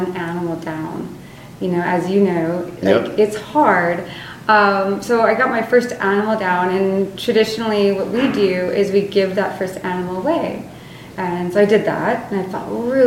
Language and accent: English; Alaska, United States; growing up in Alaska